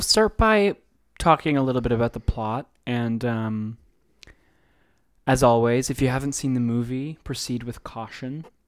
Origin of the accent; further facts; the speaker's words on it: United States; we're American